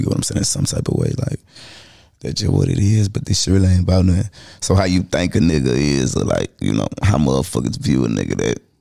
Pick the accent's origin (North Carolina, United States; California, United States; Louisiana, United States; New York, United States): North Carolina, United States; Charlotte; I'm from Charlotte